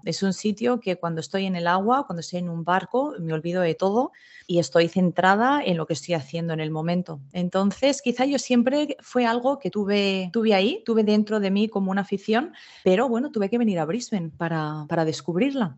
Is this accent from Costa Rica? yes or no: no; Madrid, Community of Madrid, Spain; now in Australia; yo soy de Madrid. Lo que pasa es que yo tengo la mitad de mi familia es de Galicia